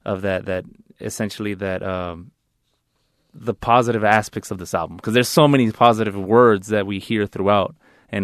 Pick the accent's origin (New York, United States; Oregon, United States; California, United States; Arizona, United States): California, United States; La Mirada; Growing up in La Mirada, I grew up in a suburb, La Mirada